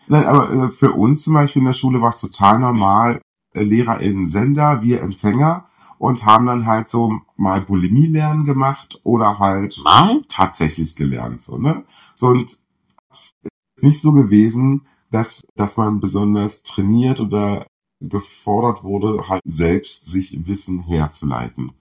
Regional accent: southern Brandenburg, Germany; ich komme aus Südbrandenburg, wo sich halt wirklich alle in meiner Klasse

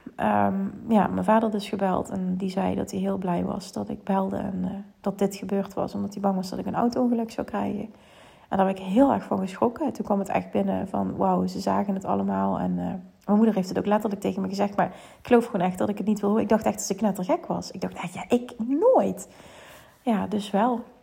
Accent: Limburg, Netherlands; accent: Limburgs; mijn Limburgs accent

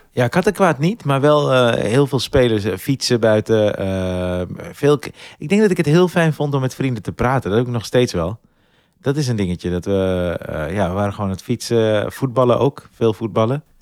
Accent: Zaandam, North Holland, Netherlands; born there; En mijn, de wijk waarin ik ben geboren was een paar jaar geleden behoorlijk veel in het nieuws.

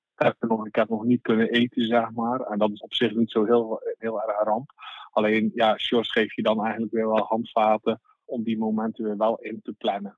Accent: Zeeland, Netherlands; ik kom zelf uit, uit Zeeland

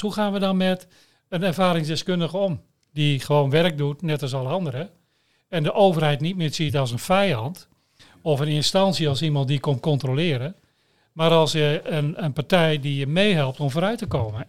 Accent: Veenkoloniën, Netherlands; je redden in de Veenkolonie

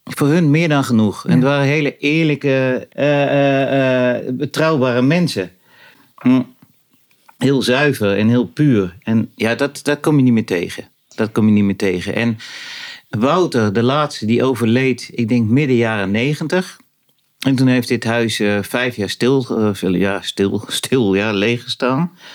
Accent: Rozendaal, Gelderland, Netherlands; now in Loenen, Netherlands; het huis waar ik opgroeide de ligt in de Inbos. Dat was een jachthuis. En dat ligt in, eh, dat was toen, het ligt in de gemeente Roosendaal

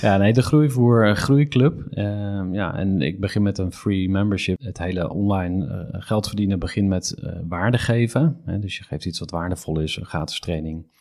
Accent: Utrecht, Netherlands; ik kom uit Utrecht

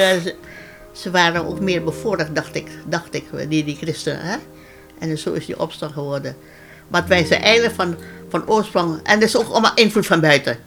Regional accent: Ambon, Maluku, Indonesia; moved away as an adult; now in Netherlands; ik ben geboren in Ammen en ik woonde daar

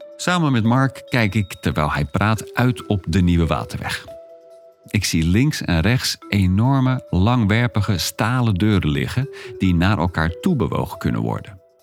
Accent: Maassluis, South Holland, Netherlands; Ik ben opgegroeid in Maasluis en ben vaak langs de Maaslandkering gefietst

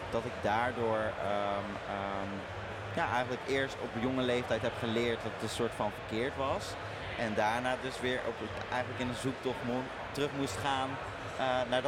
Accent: Zeeland, Netherlands; Eh, in Zeeland, ja. Ik moet zeggen, kijk, het was natuurlijk een, een christelijk dorp.

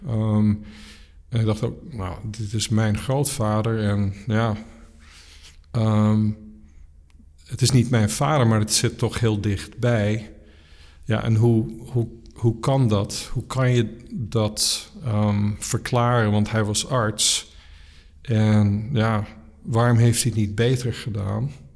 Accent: Netherlands; moved away as an adult; also born or lived in South Africa; now in California, United States; ik ben in Nederland opgegroeid, vooral in Nederland, ook een beetje in Zuid-Afrika

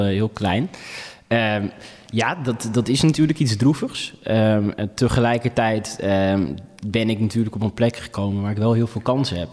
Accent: Friesland, Netherlands; also born or lived in Ethiopia; als Friesen

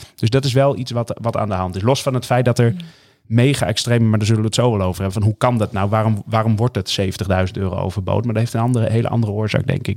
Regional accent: northern Netherlands, Netherlands; mijn roots liggen hier in Noord-Nederland

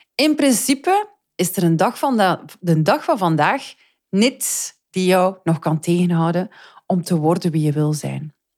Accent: Flanders, Belgium; ik spreek nu voor mezelf en als Vlaming

